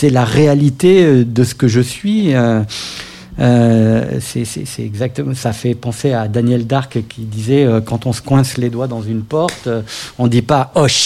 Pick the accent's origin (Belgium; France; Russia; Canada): France; Paris, Île-de-France; Je suis artiste, auteur, compositeur, interprète de pop française. J'ai grandi à Paris où j'ai commencé la musique à l'âge de 13 ans